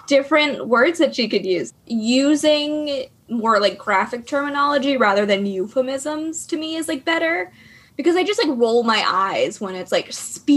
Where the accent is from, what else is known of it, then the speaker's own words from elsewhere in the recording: Florida, United States; also born or lived in New England; now in Massachusetts, United States; Even though I was born in Florida, I hate it